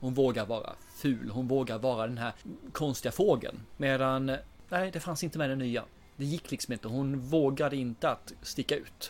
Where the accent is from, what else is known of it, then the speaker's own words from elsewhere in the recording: Småland, Sweden; jag är smålänning